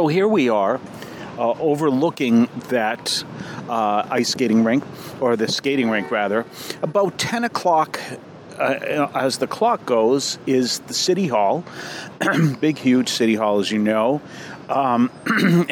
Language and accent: English; Weymouth, Massachusetts, United States; I'm from here. I grew up in Weymouth